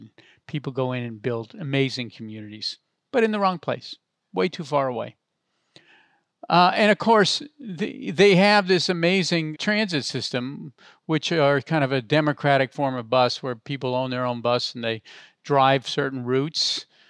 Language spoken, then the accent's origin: English; Palo Alto, California, United States; I grew up in Palo Alto